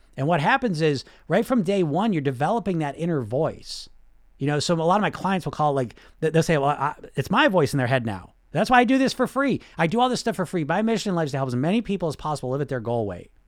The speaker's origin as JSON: {"language": "English", "country": "United States", "tie": "born or raised there", "said": "I grew up in America"}